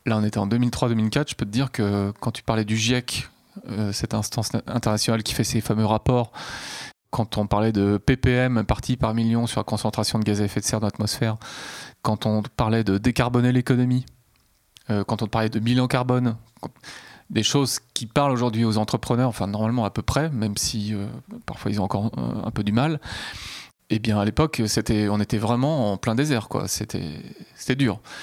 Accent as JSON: {"language": "French", "town": "Nantes", "region": "Pays de la Loire", "country": "France", "tie": "born or raised there", "also_born_or_lived": "Rennes / Paris", "said": "je suis né à Nantes et j'y ai vécu un certain temps"}